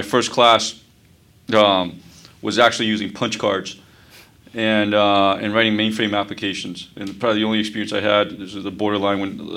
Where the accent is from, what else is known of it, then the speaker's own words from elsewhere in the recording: New York City, New York, United States; also born or lived in Taiwan; I actually grew up here in New York. I grew up in Brooklyn, right across the river.